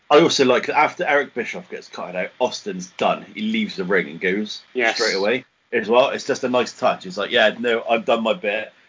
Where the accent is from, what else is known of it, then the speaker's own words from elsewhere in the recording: England, United Kingdom; we're English